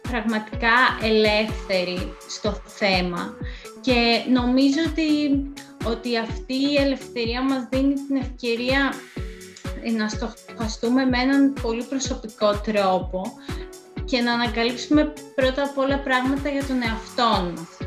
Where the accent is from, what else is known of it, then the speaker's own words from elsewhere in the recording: Kalamata, Peloponnese, Greece; moved away as an adult; also born or lived in Athens; ε, κατάγομαι από την Καλαμάτα. Ε, σπούδασα αρχιτεκτονική στην Αθήνα